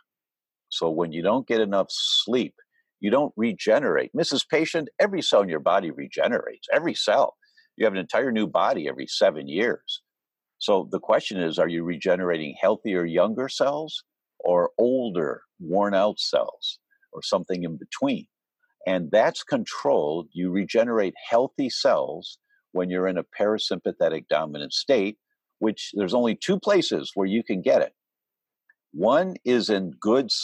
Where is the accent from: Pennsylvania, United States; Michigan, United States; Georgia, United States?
Michigan, United States; Detroit; I grew up in Detroit